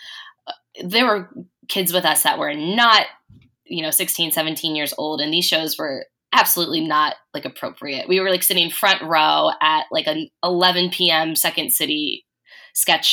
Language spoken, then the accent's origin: English; Cincinnati, Ohio, United States; I grew up in Cincinnati, Ohio